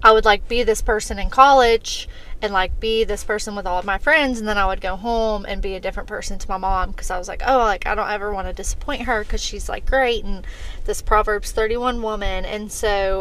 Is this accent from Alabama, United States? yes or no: yes; Montgomery, Alabama, United States; moved away as an adult; also born or lived in Troy, Alabama; now in Birmingham, United States; I am from Montgomery, went to Troy, got a bachelor's degree in business